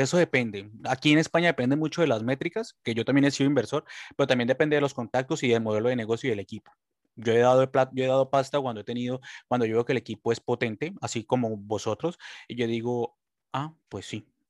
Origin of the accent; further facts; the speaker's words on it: Colombia; now in Spain; yo soy colombiano